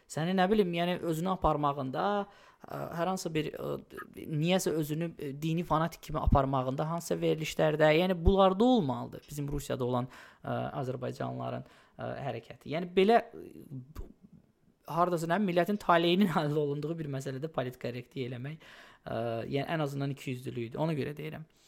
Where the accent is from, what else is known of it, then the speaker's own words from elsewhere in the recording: Odesa, Odesa Oblast, Ukraine; now in New York, United States; Mən ömrü boyu Odessada böyümüşəm.